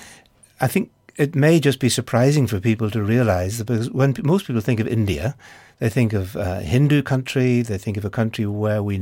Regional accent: Northern Ireland, United Kingdom; my home country of Northern Ireland

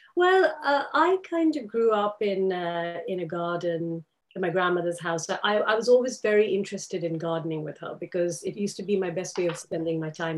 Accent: Karachi, Sindh, Pakistan; moved away as an adult; also born or lived in London, United Kingdom; now in United Kingdom; I grew up in Karachi, in the Sindh province

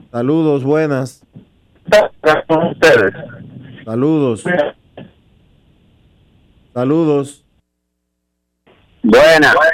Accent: Dominican Republic; Nosotros quisiéramos decirles a, ustedes que como dominicanos quieren oír eh, que Vladimir Guerrero es el más valioso por encima de la cabeza de cualquiera

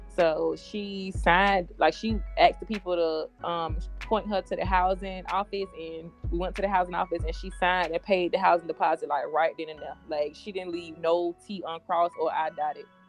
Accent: Jacksonville, Florida, United States; I grew up on the west side of Jacksonville.

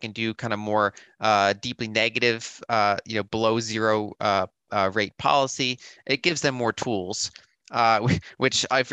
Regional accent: United States

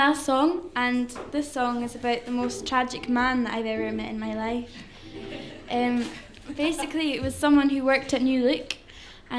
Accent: Isle of Lewis, Scotland, United Kingdom; where I live. I'm from the Isle of Lewis

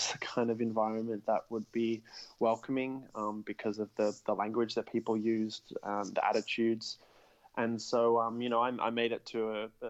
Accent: Melbourne, Victoria, Australia; I played ever since I was a kid growing up here in Australia. I'm from Melbourne

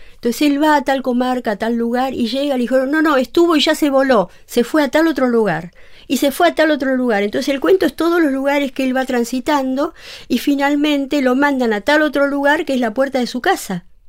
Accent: Buenos Aires, Argentina; soy psicóloga de Buenos Aires

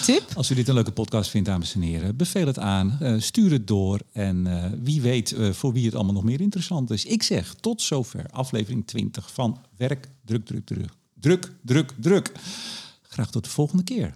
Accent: Amsterdam, North Holland, Netherlands; ik ben een Amsterdammer

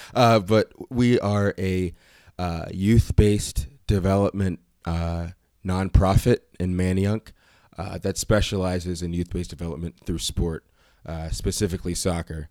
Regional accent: Reading, Pennsylvania, United States; I'm from Reading, Pennsylvania.

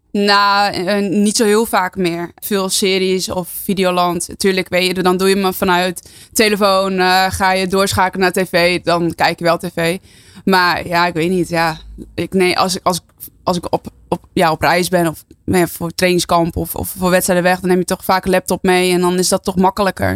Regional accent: near Heerenveen, Friesland, Netherlands; mijn hele familie woont daar en kom er ook vandaan. Dus geen import, maar ja, gewoon puur Fries.

